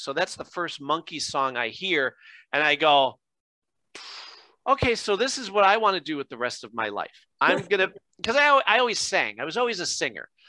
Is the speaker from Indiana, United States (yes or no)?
no; Scranton, Pennsylvania, United States; I'm born and raised in Scranton